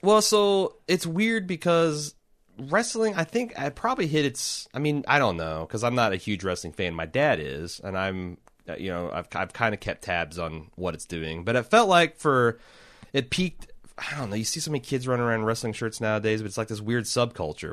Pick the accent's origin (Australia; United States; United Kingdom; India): United States; Midwest; I like growing up in the Midwest. I hate living here as an adult.